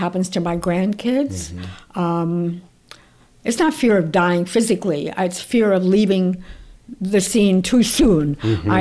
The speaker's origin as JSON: {"language": "English", "region": "New York", "country": "United States", "also_born_or_lived": "Italy", "said": "I'm a New Yorker."}